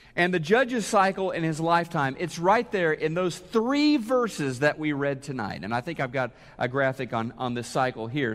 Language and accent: English; Neosho, Missouri, United States; moved away as an adult; also born or lived in Oklahoma City, Oklahoma; Neosho, Missouri, my hometown, I was going to college in Oklahoma City, lived, uh, grew up in Neosho